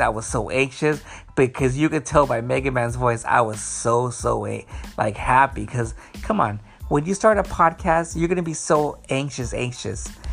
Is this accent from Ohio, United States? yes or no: no; Los Angeles, California, United States; also born or lived in Long Beach, California; I was born in Long Beach. Um, then uh, I used to live in Wilmington on uh, uh, on in Wilmington on Blend and Ruby Dock Street